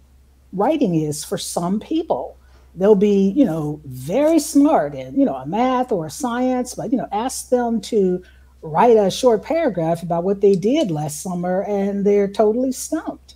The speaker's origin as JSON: {"language": "English", "town": "Dayton", "region": "Ohio", "country": "United States", "tie": "born or raised there", "also_born_or_lived": "Atlanta, Georgia / Urbana-Champaign, Illinois", "moved": "as an adult", "said": "I'm originally from Ohio, Dayton, Ohio. Born and raised there"}